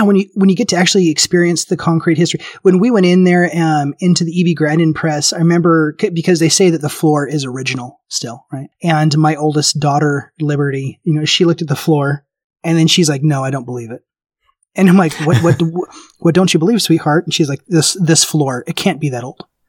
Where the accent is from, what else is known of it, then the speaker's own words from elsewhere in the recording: Memphis, Tennessee, United States; I grew up in Memphis. Tennessee